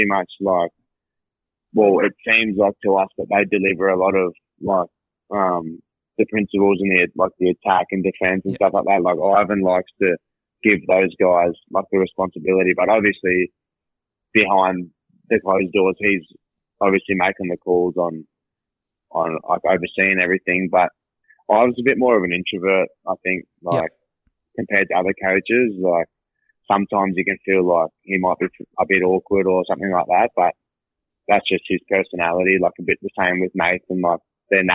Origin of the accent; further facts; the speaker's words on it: Hervey Bay, Queensland, Australia; I'm originally from Harvey Bay